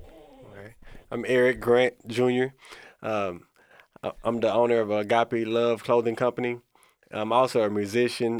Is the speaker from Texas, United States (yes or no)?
yes; Corsicana, Texas, United States; I was born and raised in Corsicana